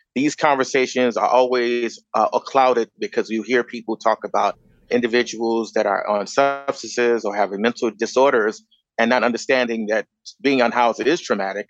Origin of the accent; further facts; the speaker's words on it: Chicago, Illinois, United States; moved away as an adult; also born or lived in Grand Rapids, Michigan; now in Los Angeles, United States; I was born and raised in Chicago